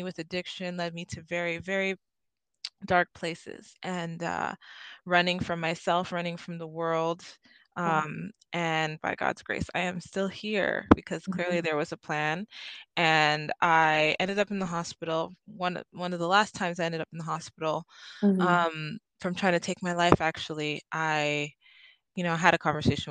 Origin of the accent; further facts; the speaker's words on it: Trinidad & Tobago; now in Canada; I'm from Trinidad and Tobago originally